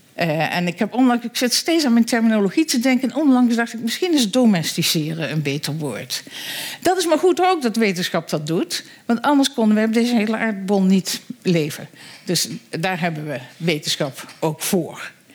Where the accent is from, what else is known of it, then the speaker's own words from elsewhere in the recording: Netherlands; wij als Nederlanders